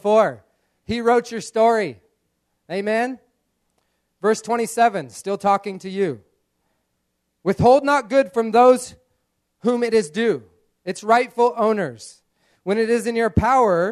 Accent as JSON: {"language": "English", "country": "United States", "tie": "born or raised there", "moved": "yes", "said": "growing up in America, in a farming community"}